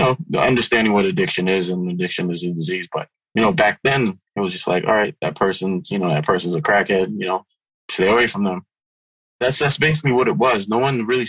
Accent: New York City, New York, United States; also born or lived in Haiti; I grew up in South Ozone Park, Queens, aka South Jamaica, Queens

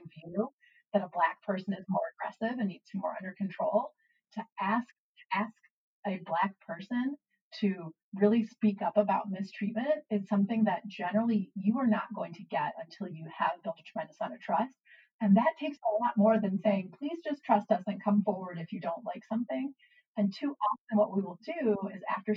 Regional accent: United States; as an American

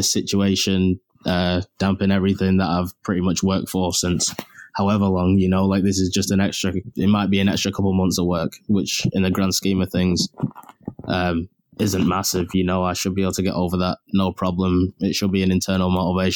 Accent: England, United Kingdom; moved away as an adult; now in Cape Breton, Canada; us being English

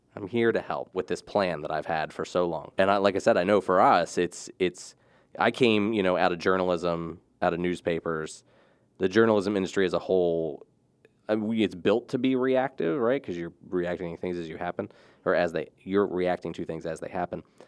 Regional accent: Rising Sun, Maryland, United States; I grew up in Rising Sun

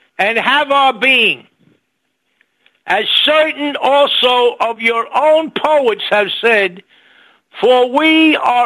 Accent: New York City, New York, United States; I was born in New York City

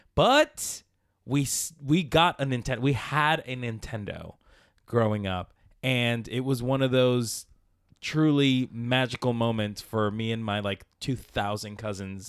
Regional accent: Palmira, Valle del Cauca, Colombia; moved away; I was born in Colombia, in South America, in a village, Palmira, Colombia, Valle de Cauca

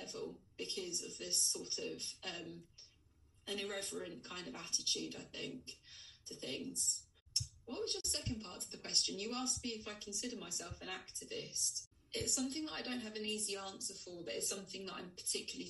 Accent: Essex, East of England, United Kingdom; I grew up in Essex, and like lad culture was really kind of quite big in the 90s and early 2000s

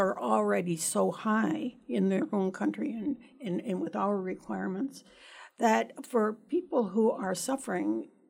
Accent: Canada; moved away as an adult; I think also I immigrated to this country from Canada years ago and with my husband and three children.

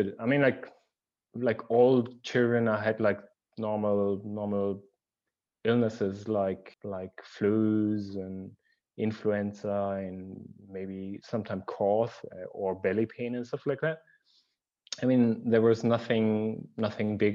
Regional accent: Germany; I grew up in Germany, in a very central place of Germany

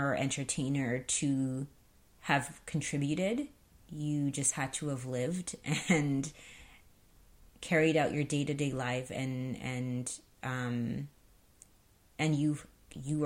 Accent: Canada; as a black person growing up in Canada in the 80s and 90s

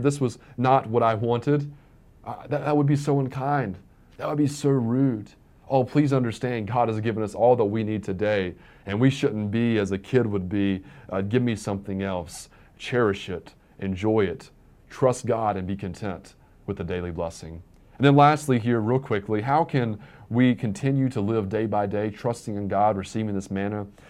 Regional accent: Virginia, United States; growing up in Virginia

